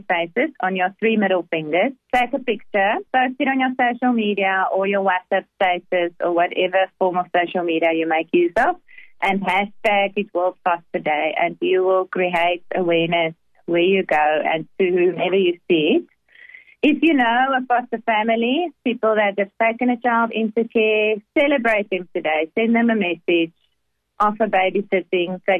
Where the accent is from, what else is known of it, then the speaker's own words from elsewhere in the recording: Limpopo, South Africa; the orphanage there where I grew up in Limpopo